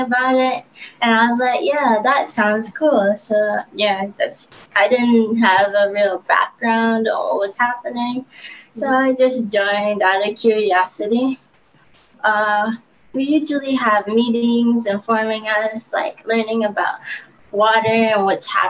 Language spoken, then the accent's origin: English; Detroit, Michigan, United States; I'm from Detroit.